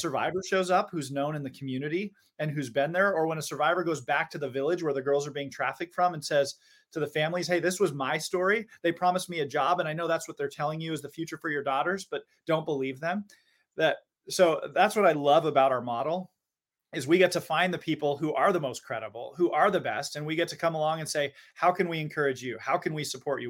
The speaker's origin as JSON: {"language": "English", "town": "Seattle", "region": "Washington", "country": "United States", "tie": "born or raised there", "said": "growing up in Seattle, you know, we all grow up staring at Mount Rainier"}